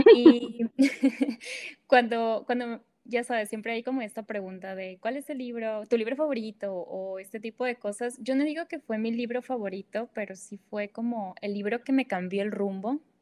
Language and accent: Spanish; northern Mexico, Mexico; first language Spanish; soy del, del, norte de México, ¿no? Tenemos nuestro propio lenguaje